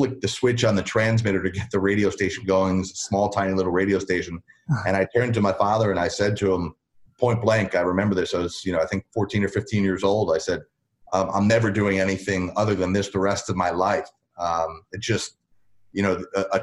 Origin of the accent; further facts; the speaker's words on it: United States; moved away as an adult; now in Atlanta, United States; I grew up in the New York area